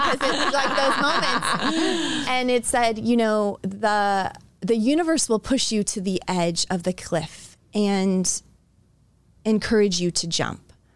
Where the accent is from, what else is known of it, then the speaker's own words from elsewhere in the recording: Florida, United States; now in Iowa, United States; I was born in Florida